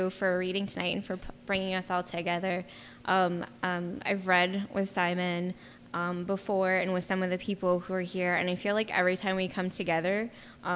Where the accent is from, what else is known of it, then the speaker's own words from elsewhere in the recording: Rochester, New York, United States; I'm Seneca ancestry, and I come from the Rochester, New York area